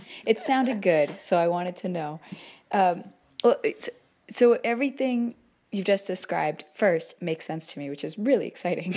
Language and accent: English; United States; we're from the United States